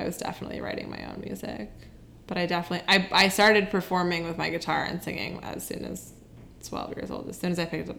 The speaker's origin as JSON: {"language": "English", "region": "Connecticut", "country": "United States", "tie": "born or raised there", "moved": "as an adult", "lives_now": "New York City, United States", "said": "Growing up in Connecticut"}